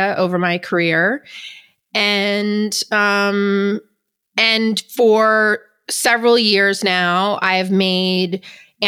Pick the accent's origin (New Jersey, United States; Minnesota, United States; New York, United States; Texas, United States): New York, United States; moved away as an adult; now in Los Angeles, United States; I am from New York. I moved to LA 5 years ago